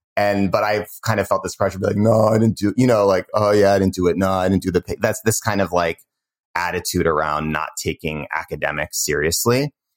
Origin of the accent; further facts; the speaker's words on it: Cambridge, Massachusetts, United States; moved away; also born or lived in Bay Area, California; I grew up in Cambridge, Massachusetts